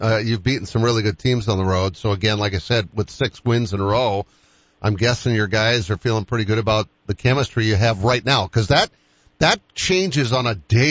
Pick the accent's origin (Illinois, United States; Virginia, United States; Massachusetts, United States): Massachusetts, United States; Boston; moved away; I grew up in Boston